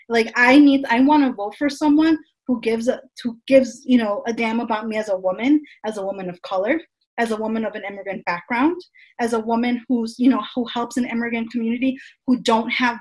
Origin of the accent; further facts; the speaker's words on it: United States; someone who was born and raised in the United States